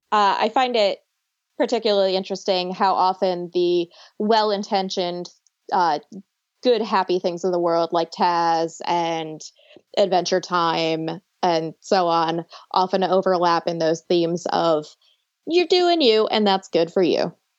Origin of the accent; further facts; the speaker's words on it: Buffalo, New York, United States; also born or lived in Long Island, New York; now in North Carolina, United States; I was born on Long Island and I grew up in Buffalo and now I live in North Carolina